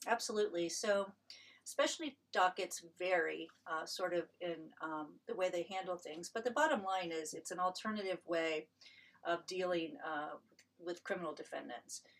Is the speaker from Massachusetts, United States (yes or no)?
no; Marion, Ohio, United States; moved away as an adult; also born or lived in Columbus, Ohio; I came to Ohio State as an undergraduate from my hometown in Marion.